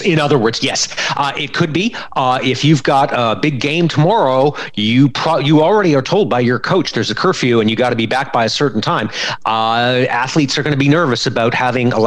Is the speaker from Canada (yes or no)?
yes; Canada; As a Canadian and as a Canadian parent